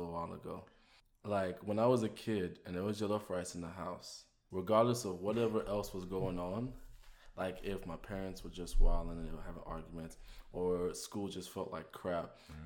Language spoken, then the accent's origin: English; London, United Kingdom; I'm from London, England.